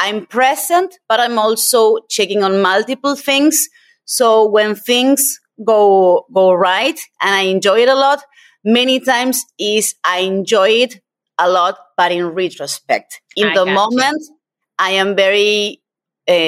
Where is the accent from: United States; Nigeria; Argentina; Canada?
Argentina; moved away; I'm originally from Argentina